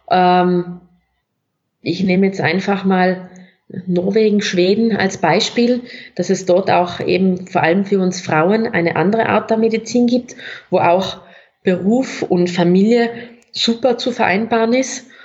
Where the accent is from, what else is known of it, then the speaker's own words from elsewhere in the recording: South Tyrol, Italy; accent: South Tyrolean; Ich hoffe, es haben alle meinen Südtiroler Dialekt verstanden